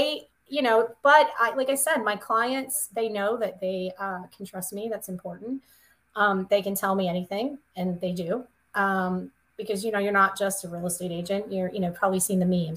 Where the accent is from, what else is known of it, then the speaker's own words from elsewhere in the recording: the South, United States; moved away; I'm from the South, of course, in my little town